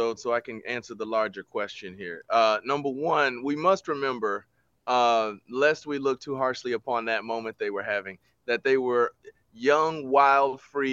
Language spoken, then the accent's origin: English; United States; we are American.